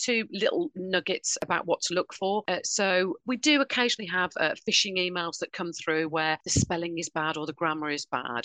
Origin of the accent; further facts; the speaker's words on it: Birmingham, West Midlands, United Kingdom; accent: Brummie; my Brummie accent